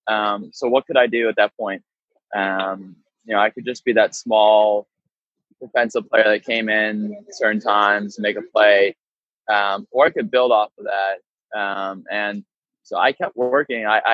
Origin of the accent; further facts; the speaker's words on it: Arlington, Virginia, United States; I'm from Arlington, Virginia, born and raised